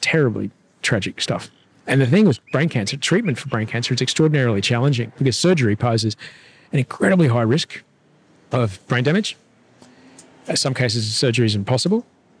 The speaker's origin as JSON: {"language": "English", "town": "Brisbane", "region": "Queensland", "country": "Australia", "said": "I'm from Brisbane"}